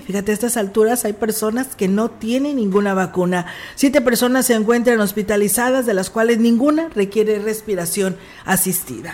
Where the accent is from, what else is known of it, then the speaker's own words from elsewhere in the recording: Mexico; Que nos corresponde como mexicanos que somos.